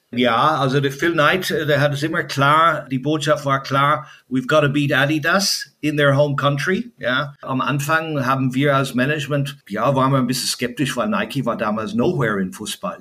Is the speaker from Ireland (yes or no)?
yes; Ireland; German is a second language; now in Germany; als Kind in Irland bin ich ja groß geworden